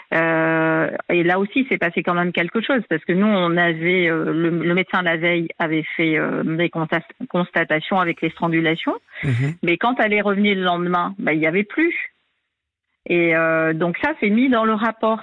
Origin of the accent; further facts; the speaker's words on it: New Caledonia; now in Réunion; Alors moi, je suis pas réunionnaise d'origine. Hein, je suis de cœur depuis 2011, mais moi, je suis calédonienne d'origine d'une autre île